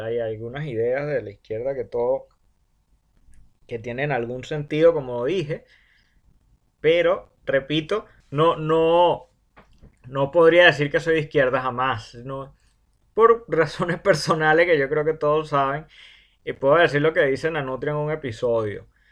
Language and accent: Spanish; Venezuela; Nosotros como venezolanos